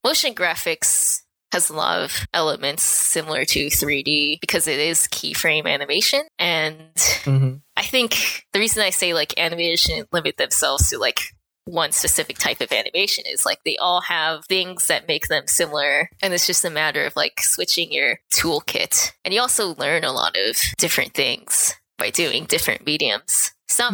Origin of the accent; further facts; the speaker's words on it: Anaheim, California, United States; moved away as an adult; also born or lived in San Francisco, California / Canada; now in Vancouver, Canada; I grew up in Anaheim, California